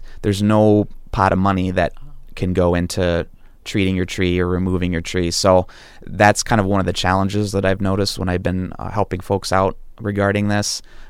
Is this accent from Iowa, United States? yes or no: yes; Iowa, United States; also born or lived in Ohio; I was born in Ohio, Southeast Ohio, and I grew up in Iowa